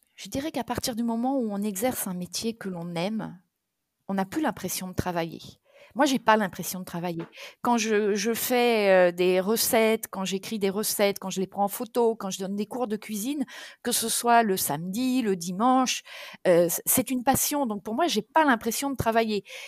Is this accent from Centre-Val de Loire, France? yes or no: yes; Touraine, Centre-Val de Loire, France; moved away; also born or lived in south of France; je suis d'origine de Touraine.